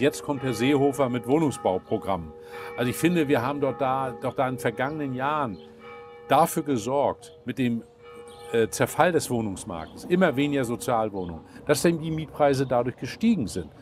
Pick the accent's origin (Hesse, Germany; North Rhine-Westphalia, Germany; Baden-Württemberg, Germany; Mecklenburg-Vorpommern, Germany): Mecklenburg-Vorpommern, Germany; Ich komme, wie gesagt, aus Mecklenburg-Vorpommern